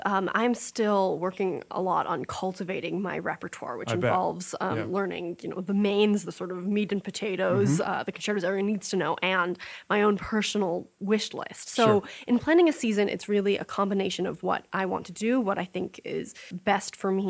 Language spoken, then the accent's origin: English; Salt Lake City, Utah, United States; born there; I was born in Salt Lake City.